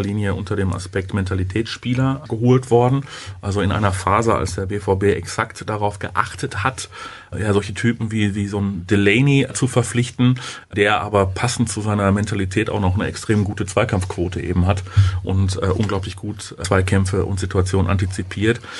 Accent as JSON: {"language": "German", "country": "Germany", "said": "wir als, als, als Deutsche"}